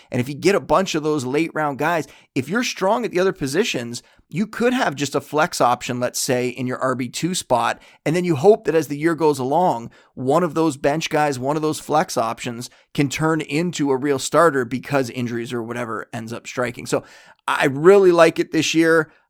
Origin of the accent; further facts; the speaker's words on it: Canada; I am Canadian